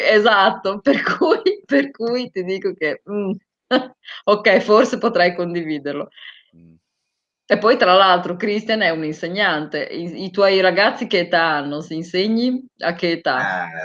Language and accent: Italian; Bologna, Emilia-Romagna, Italy; io sono bolognese